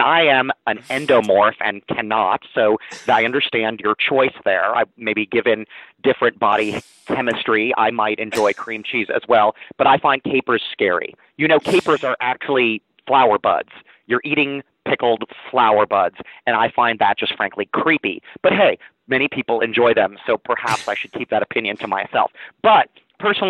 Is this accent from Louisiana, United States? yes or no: no; New York City, New York, United States; my childhood growing up in New York City